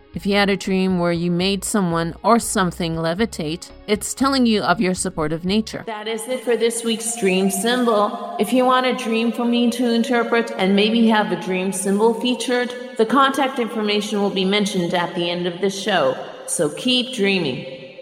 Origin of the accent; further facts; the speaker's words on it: Canada; I am Canadian